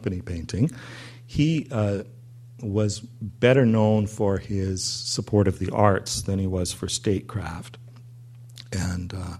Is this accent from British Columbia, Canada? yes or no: yes; Vancouver, British Columbia, Canada; growing up in Vancouver